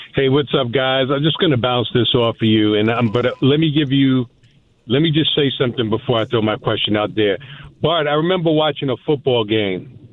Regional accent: New York, United States; I was born and raised in New York

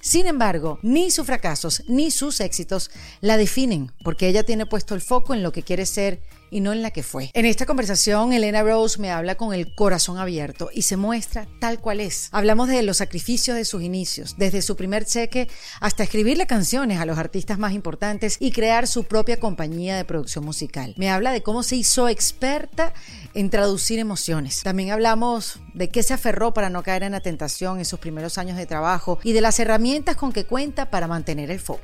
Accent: Venezuela; somos venezolanas

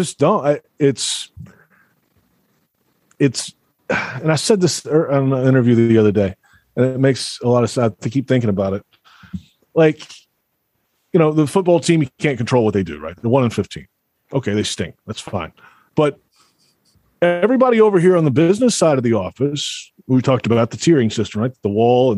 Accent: Alabama, United States; moved away; I grew up in Alabama.

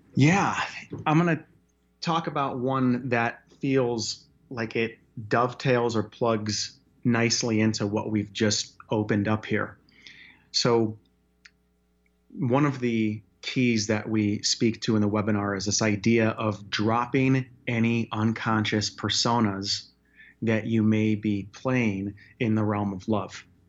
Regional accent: Chicago, Illinois, United States; also born or lived in Wyoming; now in Denver, United States; Born and raised in Chicago, then moved to Wyoming, actually, for nine years, and then, uh, down here to Denver

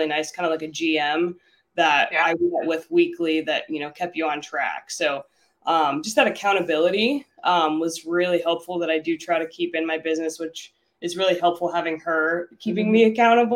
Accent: Pennsylvania, United States; moved away as an adult; now in Cleveland, United States; I'm originally from Pennsylvania.

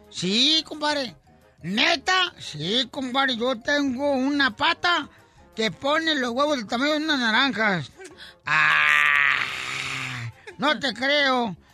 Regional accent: Autlán, Jalisco, Mexico; moved away; de Cotlán, Jalisco, de mi tierra natal

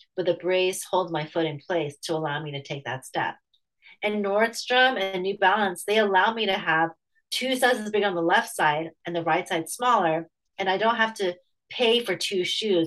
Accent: United States; I'm Chinese American

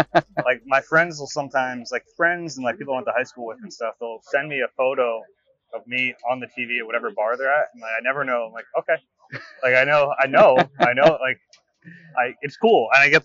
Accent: Marlton, New Jersey, United States; I'm from Marlton.

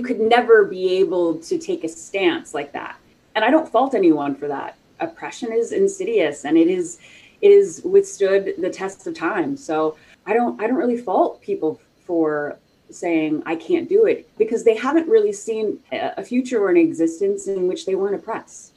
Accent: the South, United States; I grew up like in the South.

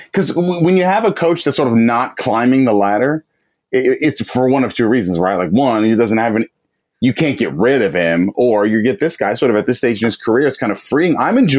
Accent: Florida, United States; I grew up in Florida too.

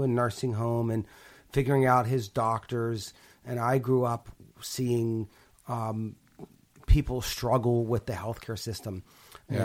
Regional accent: Pittsburgh, Pennsylvania, United States; So I grew up in Pittsburgh. And my grandfather had a stroke at 50, and we lived close to him.

